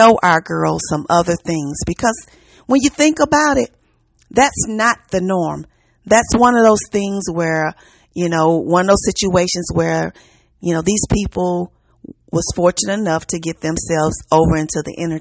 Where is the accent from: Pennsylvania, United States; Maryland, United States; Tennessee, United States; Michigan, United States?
Tennessee, United States; Memphis; Hello from the South. I'm from Memphis